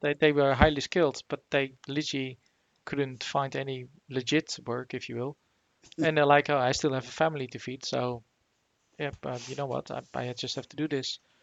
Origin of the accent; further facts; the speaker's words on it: Netherlands; moved away; back in the Netherlands, where I'm originally from